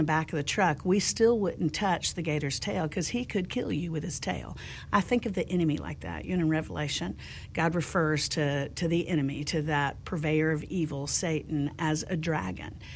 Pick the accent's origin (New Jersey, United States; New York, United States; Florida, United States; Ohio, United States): Florida, United States; Central; I grew up in Central Florida, and there are alligators everywhere